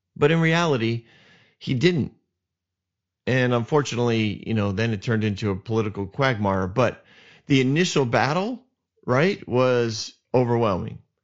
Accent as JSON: {"language": "English", "region": "New England", "country": "United States", "said": "I'm from New England"}